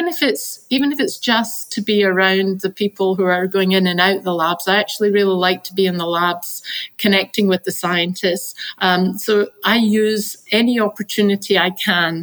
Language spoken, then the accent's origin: English; Glasgow, Scotland, United Kingdom; I grew up in Scotland. I grew up in the west coast of Scotland and I grew up in Glasgow.